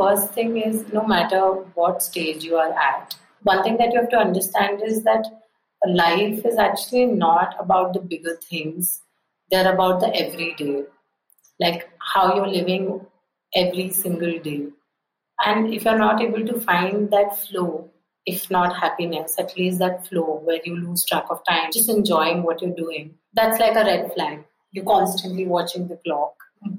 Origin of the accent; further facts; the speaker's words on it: India; Growing up in a small town is, of course, one thing. And growing up in a small town being a girl is another thing altogether.